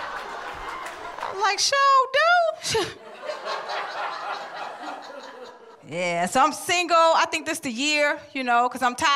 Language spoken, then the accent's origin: English; Atlanta, Georgia, United States; I'm from Atlanta.